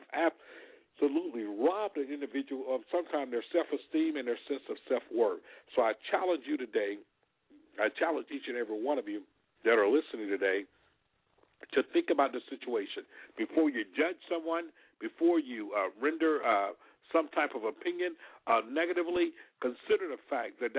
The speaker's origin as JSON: {"language": "English", "region": "Alabama", "country": "United States", "tie": "born or raised there", "said": "We grew up together in Alabama"}